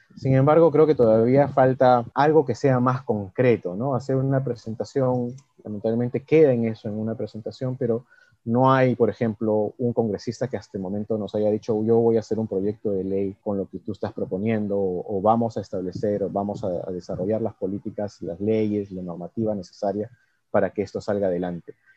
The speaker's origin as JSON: {"language": "Spanish", "country": "Peru"}